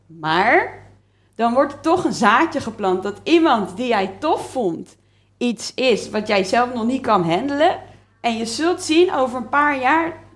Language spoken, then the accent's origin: Dutch; Leiden, South Holland, Netherlands; in Leiden